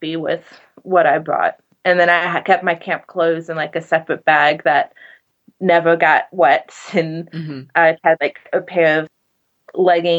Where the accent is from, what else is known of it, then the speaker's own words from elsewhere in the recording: South Carolina, United States; I'm from South Carolina.